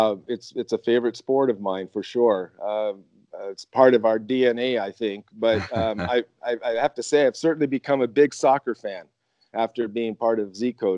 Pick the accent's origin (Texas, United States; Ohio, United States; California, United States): California, United States; Anaheim; I was born and raised in Anaheim, California, home of Disneyland, the Mighty Ducks, and the Angels. I've been here since the early 60s.